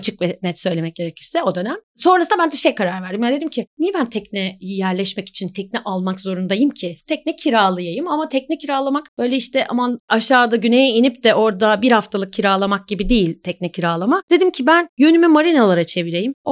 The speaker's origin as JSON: {"language": "Turkish", "region": "Ankara", "country": "Turkey", "lives_now": "Istanbul, Turkey", "said": "Ben aslı Ankaralıyım ama yaklaşık neredeyse 15 senedir falan da İstanbulluyum artık."}